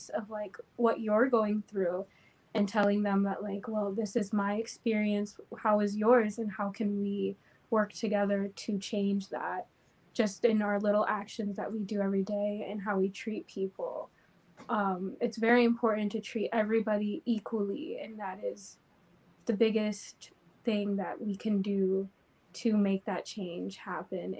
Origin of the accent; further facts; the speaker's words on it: Crestview, Florida, United States; moved away as an adult; now in Lansing, United States; I am originally from Florida, a town called Crestview. I grew up there and I just moved here about 2 years ago